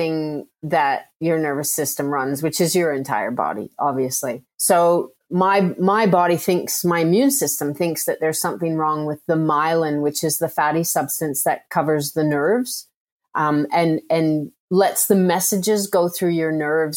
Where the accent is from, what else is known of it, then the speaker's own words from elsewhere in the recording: Canada; now in Melbourne, Australia; I'm Canadian born, and I actually have dual citizenship